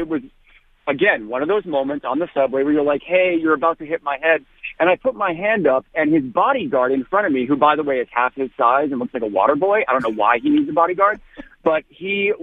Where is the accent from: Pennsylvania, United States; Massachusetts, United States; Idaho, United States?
Massachusetts, United States; Boston; now in New York, United States; I'm from Boston. My entire family is, like, diehard Red Sox fans